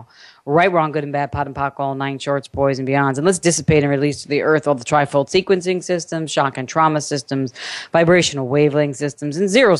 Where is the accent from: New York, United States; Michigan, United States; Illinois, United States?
New York, United States; also born or lived in California; now in Cedar Hill, Texas, United States; I'm from New York